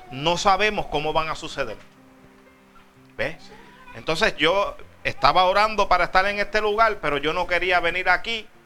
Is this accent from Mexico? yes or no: no; Puerto Rico; yo soy de Puerto Rico. Y de Puerto Rico aquí no es mucho y el pasaje no es millonario.